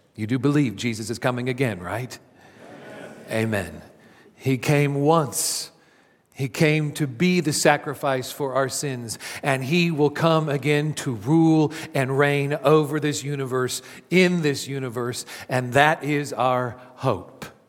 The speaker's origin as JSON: {"language": "English", "town": "Kansas City", "country": "United States", "tie": "born or raised there", "said": "my hometown team, the Kansas City Royals"}